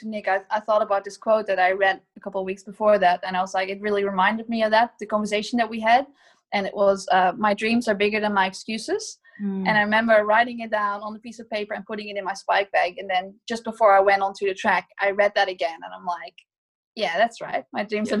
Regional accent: Nijmegen, Gelderland, Netherlands; my hometown of Nijmegen

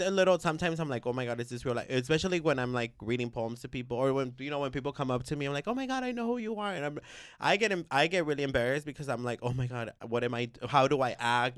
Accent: Bay Area, California, United States; born or raised there; also born or lived in Guerrero, Mexico

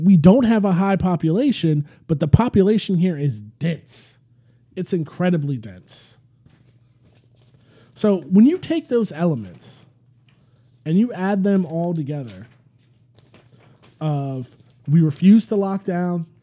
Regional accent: St. Petersburg, Florida, United States; now in New Orleans, United States; my hometown of St. Petersburg, Florida

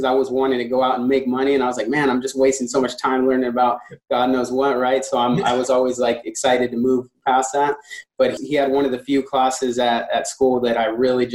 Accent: San Diego, California, United States; I'm from San Diego, California, actually. I was born and raised here in San Diego

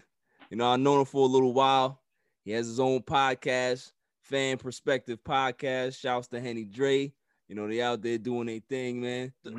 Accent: Queens, New York, United States; growing up in Queens, New York, Rosedale.

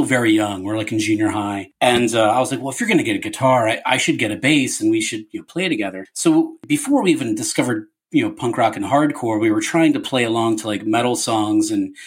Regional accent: Levittown, Pennsylvania, United States; I was born in Levittown, and I know you guys are familiar with the area. I went to Bristol Township School District.

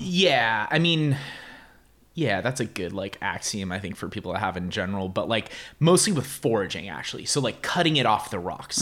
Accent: San Jose, California, United States; I grew up in the Bay Area

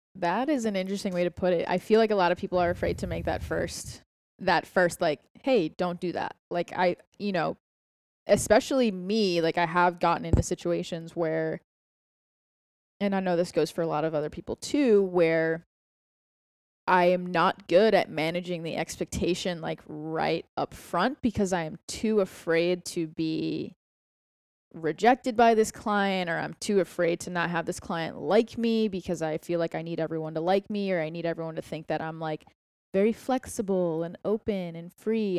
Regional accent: Boston, Massachusetts, United States; moved away as an adult; now in Austin, United States; we're both from Boston

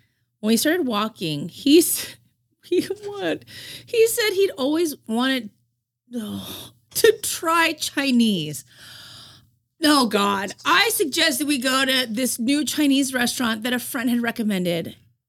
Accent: India; Are you feather Indian or the dot Indian when they find out I'm Indian?

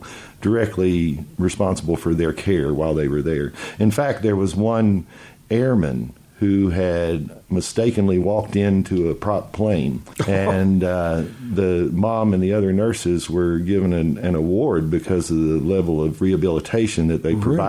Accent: Lexington, Kentucky, United States; the home that I was born in was in Metathorpe on Boiling Springs Drive.

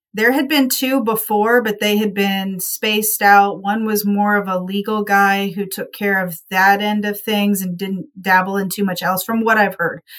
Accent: Appalachian foothills, United States; moved away as an adult; also born or lived in Miami County; we're from the Appalachian foothills, hilly area

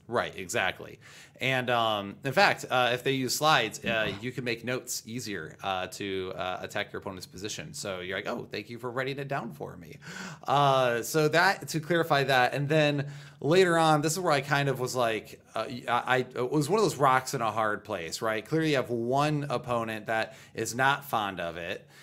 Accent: United States; I'm an American

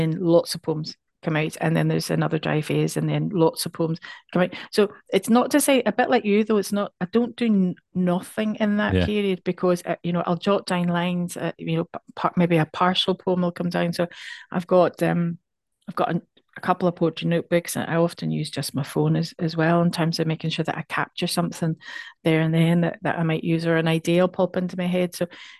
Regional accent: Ireland; I mean, I'm from Ireland.

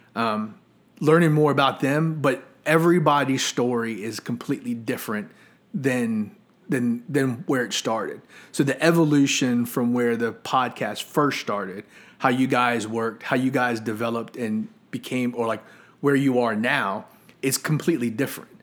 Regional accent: Colonial Heights, Virginia, United States; also born or lived in Arlington, Virginia / Lynchburg, Virginia; I first got to Colonial Heights when I was in kindergarten.

